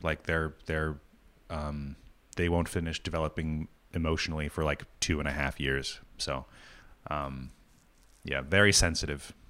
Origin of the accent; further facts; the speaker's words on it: New England, United States; moved away; also born or lived in New York; growing up in New England